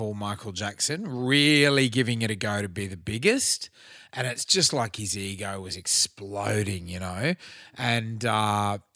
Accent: Queensland, Australia; moved away; also born or lived in Brisbane; I used to fucking live there and I'm a Queenslander.

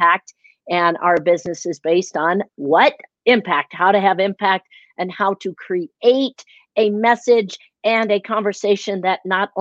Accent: Chicago, Illinois, United States; moved away; I am originally from Chicago

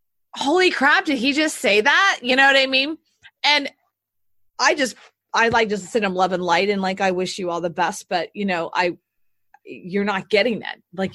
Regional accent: the South, United States; now in Austin, United States; So I look, I'm from the South. So, yeah.

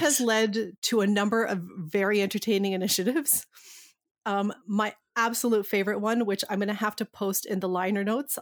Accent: Canada; we're, we're Canadian

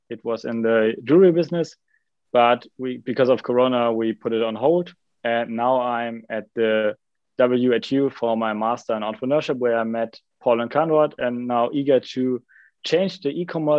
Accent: Bonn, North Rhine-Westphalia, Germany; also born or lived in Münster; I was born in Bonn

